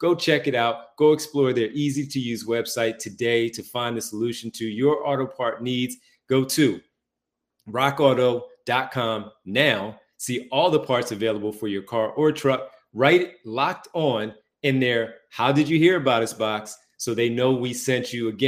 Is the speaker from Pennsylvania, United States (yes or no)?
yes; Philadelphia, Pennsylvania, United States; Growing up in Philadelphia, you do not like the Celtics. I grew up in Philly.